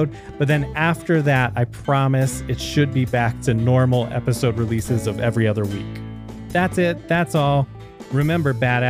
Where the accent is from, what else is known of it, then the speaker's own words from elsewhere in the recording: United States; I'm the American on there